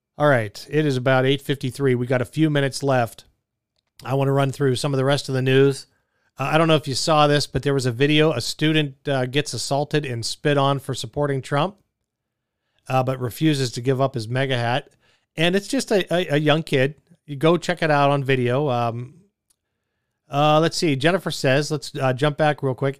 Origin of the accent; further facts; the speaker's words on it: Pittsburgh, Pennsylvania, United States; being from Pittsburgh